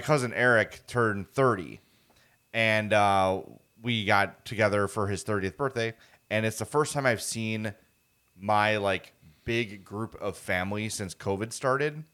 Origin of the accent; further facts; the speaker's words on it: Chicago, Illinois, United States; born and raised on the South Side